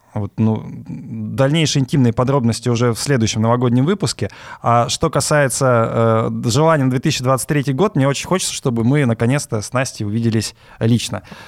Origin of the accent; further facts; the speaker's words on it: Omsk, Omsk Oblast, Russia; я родился в Омске, в Сибири